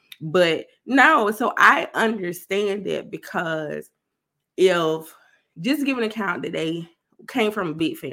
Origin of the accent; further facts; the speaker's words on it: South Carolina, United States; I'm from South Carolina